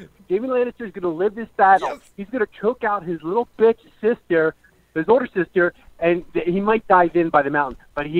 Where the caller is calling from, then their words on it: Las Vegas, Nevada, United States; I'm calling in from Las Vegas. I just moved here about 9 days.